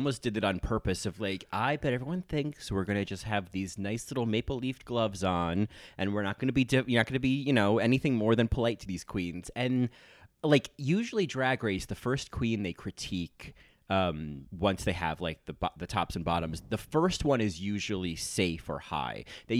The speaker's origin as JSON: {"language": "English", "region": "New York", "country": "United States", "said": "Well, I'm like from New York, so I say Toronto."}